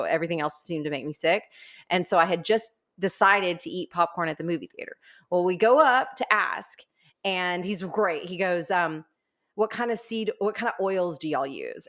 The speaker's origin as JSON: {"language": "English", "town": "Corpus Christi", "region": "Texas", "country": "United States", "also_born_or_lived": "College Station, Texas"}